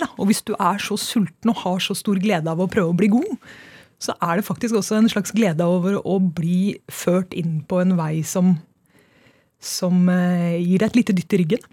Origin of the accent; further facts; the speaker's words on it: Trondheim, Trøndelag, Norway; now in Oslo, Norway; jeg kommer fra Trondheim